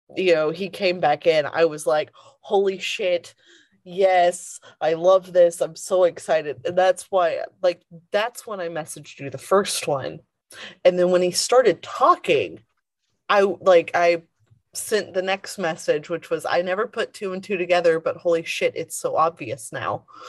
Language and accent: English; the South, United States; Growing up in the South, primarily